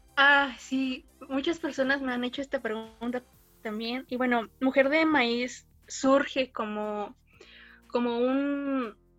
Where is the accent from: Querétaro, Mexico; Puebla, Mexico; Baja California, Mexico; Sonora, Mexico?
Puebla, Mexico; Soy orgullosamente mexicana y 100% poblana.